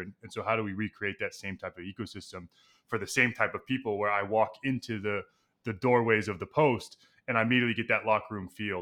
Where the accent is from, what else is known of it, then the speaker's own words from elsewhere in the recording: Texas, United States; moved away as an adult; now in New York, United States; I grew up in Texas